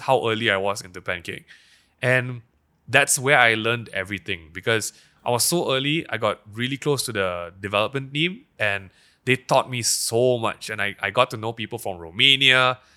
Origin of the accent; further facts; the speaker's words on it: Petaling Jaya, Selangor, Malaysia; I grew up in Daman Sarawak-Tama schools